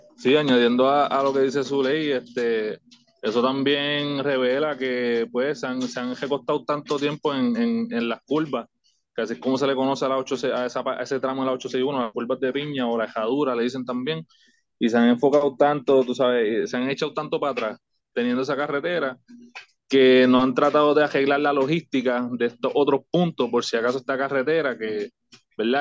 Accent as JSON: {"language": "Spanish", "town": "Toa Alta", "country": "Puerto Rico", "tie": "born or raised there", "also_born_or_lived": "New York", "said": "orgullosamente de alta aquí, nacido y criado."}